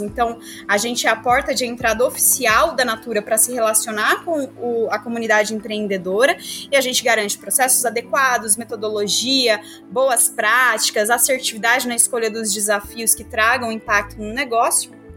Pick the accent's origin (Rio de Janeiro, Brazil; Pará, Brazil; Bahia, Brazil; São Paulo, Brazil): São Paulo, Brazil; interior of; also born or lived in southern Minas Gerais; sou mineira, nasci no interior de Minas Gerais, no sul, vivi aí minha vida toda no interior de São Paulo